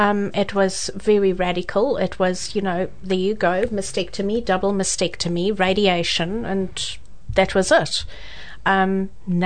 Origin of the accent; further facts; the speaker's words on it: Johannesburg, Gauteng, South Africa; accent: South African; moved away as an adult; now in New Zealand; A little town in Johannesburg called Sandton